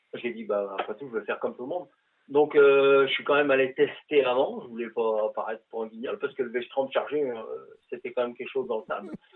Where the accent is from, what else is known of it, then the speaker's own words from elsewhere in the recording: northern France, France; also born or lived in Quebec; now in Canada; moi qui, qui viens du nord de la France, donc dans, des régions de plaine, les plus grandes plaines de, France